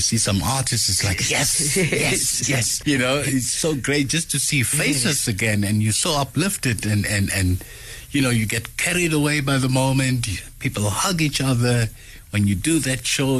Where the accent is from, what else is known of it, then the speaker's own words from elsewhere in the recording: Benoni, Gauteng, South Africa; I'm back in my hometown again. Yes. In Benoni, where I was born.